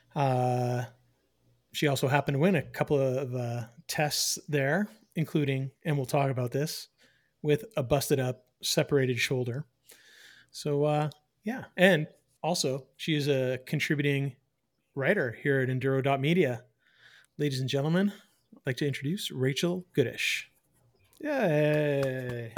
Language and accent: English; Eastern Canada, Canada; moved away; I am from the East